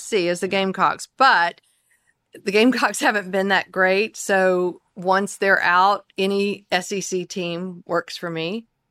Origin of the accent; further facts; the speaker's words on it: the Carolinas, United States; moved away as an adult; now in Dallas, United States; I grew up also in the Carolinas